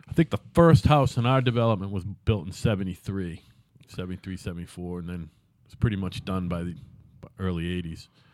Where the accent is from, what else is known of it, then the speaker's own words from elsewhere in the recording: Plymouth, Massachusetts, United States; also born or lived in Brockton, Massachusetts; We lived in Brockton, and I moved, we moved to Plymouth when I was eight